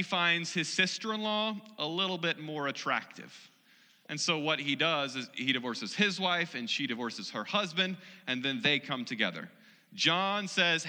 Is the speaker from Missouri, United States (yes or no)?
yes; Missouri, United States; I'm from the Show Me State, I'm from Missouri